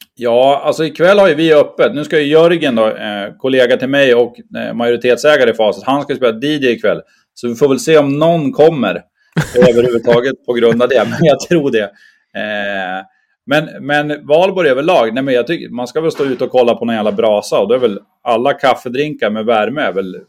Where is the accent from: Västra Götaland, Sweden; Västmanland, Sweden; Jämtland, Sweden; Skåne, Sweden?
Jämtland, Sweden; Bräcke; moved away as an adult; now in Umeå, Sweden; jag är från, från Bräcke, mittemellan Östersund och Sundsvall